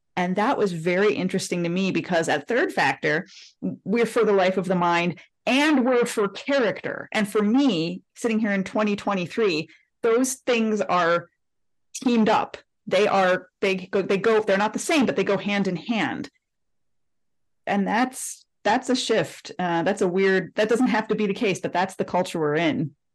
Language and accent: English; Detroit, Michigan, United States; I'm from Detroit